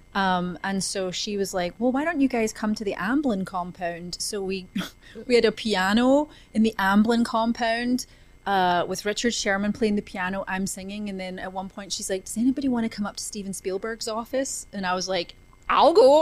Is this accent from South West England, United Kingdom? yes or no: no; a little town just outside of Glasgow, Scotland, United Kingdom; now in Los Angeles, United States; I was born in a, a, little town just outside of Glasgow in Scotland